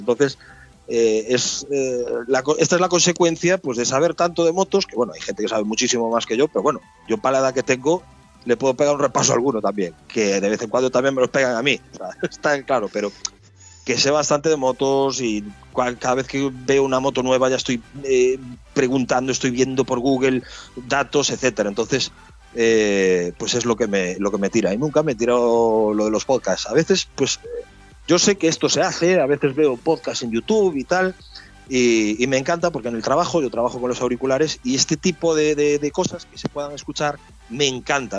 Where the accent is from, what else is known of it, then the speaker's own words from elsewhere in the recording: Galicia, Spain; Soy muy gallego